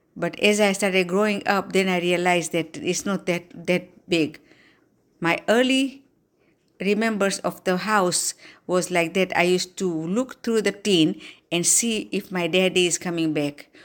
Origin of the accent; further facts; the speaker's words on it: Dar es Salaam, Tanzania; now in Slidell, United States; I was born on January second, nineteen forty-nine in Dar es Salaam, Tanzania